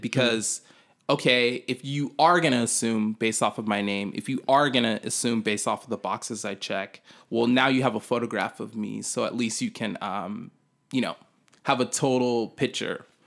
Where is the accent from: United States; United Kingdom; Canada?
United States; Sacramento, California; it's my hometown